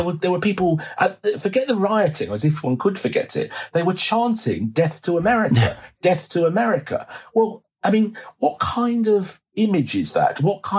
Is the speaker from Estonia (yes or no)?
no; United Kingdom; there is this embarrassment about being British, as if somehow we have something to be ashamed of because our ancestors did things that we are indeed now ashamed of.